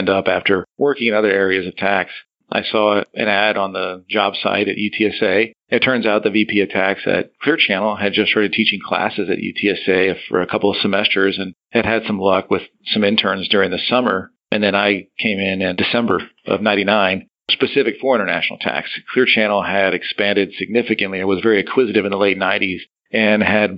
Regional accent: San Antonio, Texas, United States; I came back home. I'm from San Antonio

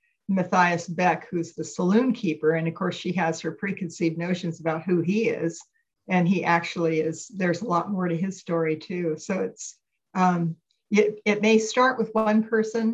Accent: California, United States; I'm a native Californian

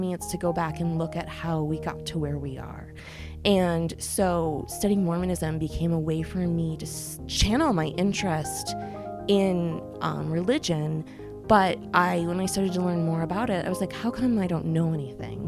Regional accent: New York City, New York, United States; now in East Lansing, United States; I grew up in New York City

